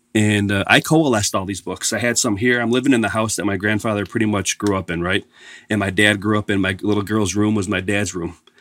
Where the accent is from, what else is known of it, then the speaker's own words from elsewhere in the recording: Buffalo, New York, United States; I was born and raised in Buffalo